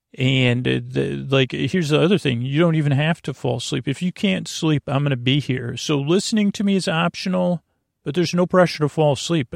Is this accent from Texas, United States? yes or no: no; Syracuse, New York, United States; moved away; I grew up in Syracuse, New York, and we have our childhood home